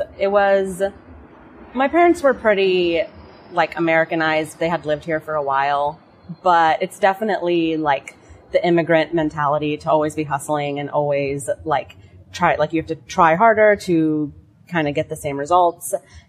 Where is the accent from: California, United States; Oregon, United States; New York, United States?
California, United States; Long Beach; born there; I was born in Long Beach. Family had been living there for a while. They were immigrants from Lebanon.